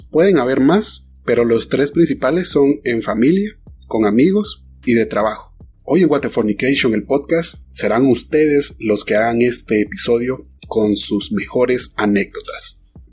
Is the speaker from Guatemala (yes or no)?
yes; Guatemala